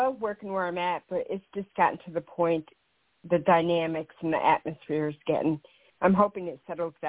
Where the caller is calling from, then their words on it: Kansas, United States; I'm from Kansas.